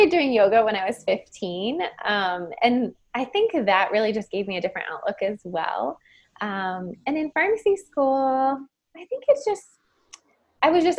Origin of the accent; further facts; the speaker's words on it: Canton, Ohio, United States; also born or lived in Irvine, California; I grew up in Canton, Ohio